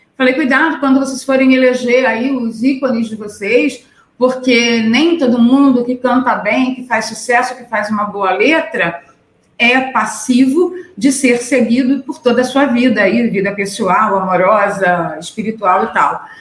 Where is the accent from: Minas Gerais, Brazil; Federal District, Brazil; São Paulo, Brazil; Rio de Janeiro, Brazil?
Rio de Janeiro, Brazil; Niterói; lá na minha cidade, em Niterói